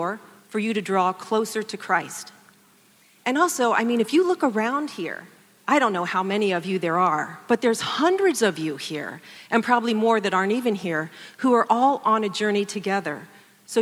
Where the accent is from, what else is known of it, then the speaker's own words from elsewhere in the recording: Columbus, Ohio, United States; I am a Buckeye. I grew up here in Columbus